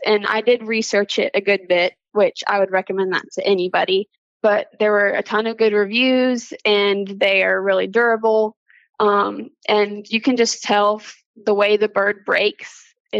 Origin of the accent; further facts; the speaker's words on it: Sandy Run, South Carolina, United States; I'm from Sandy Run, South Carolina.